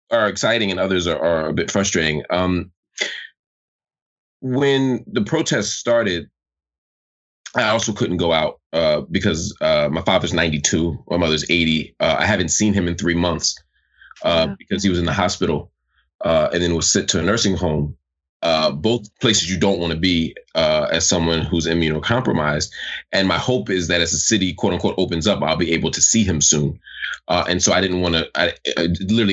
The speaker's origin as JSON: {"language": "English", "town": "Philadelphia", "region": "Pennsylvania", "country": "United States", "said": "as Philadelphian, as someone whose family was directly connected to that legacy"}